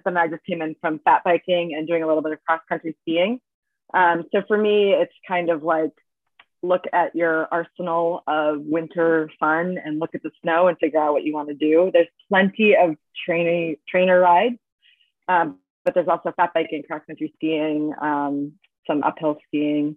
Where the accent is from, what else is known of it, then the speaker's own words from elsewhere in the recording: Massachusetts, United States; also born or lived in Boulder, Colorado; now in Vermont, United States; I'm from Massachusetts, but I was living in Boulder, Colorado for 14 years